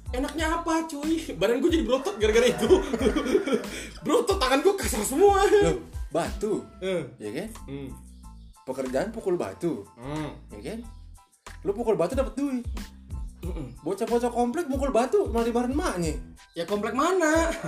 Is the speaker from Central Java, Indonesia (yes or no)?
no; Ambon, Maluku, Indonesia; oh ya btw tempat asal gua Ambon